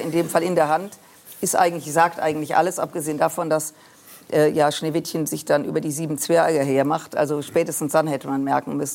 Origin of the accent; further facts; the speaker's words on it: Düsseldorf, North Rhine-Westphalia, Germany; Äh, und ich komme aus Düsseldorf, ich bin mit dem Karneval sozialisiert worden.